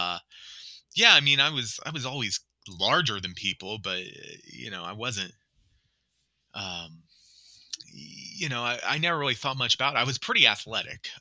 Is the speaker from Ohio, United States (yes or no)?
yes; Columbus, Ohio, United States; moved away as an adult; also born or lived in Dayton, Ohio; now in Butler County, Ohio, United States; I'm originally from Columbus, Ohio. Grew up there, born and raised.